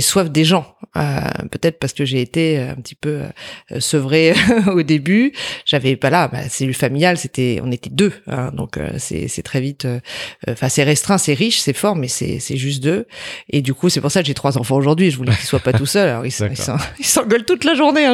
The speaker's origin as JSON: {"language": "French", "town": "Montreuil", "region": "Île-de-France", "country": "France", "tie": "born or raised there", "also_born_or_lived": "Brittany / Drancy", "said": "je suis née dans le 93 à Montreuil"}